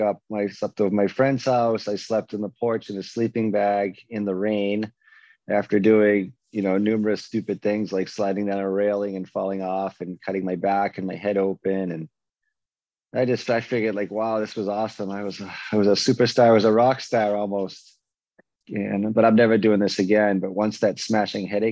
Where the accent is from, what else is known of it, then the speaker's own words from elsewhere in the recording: Waltham, Massachusetts, United States; moved away as an adult; also born or lived in Boston, Massachusetts; now in Arizona, United States; Growing up in Waltham, Massachusetts, I was surrounded by a bunch of alcoholics and addicts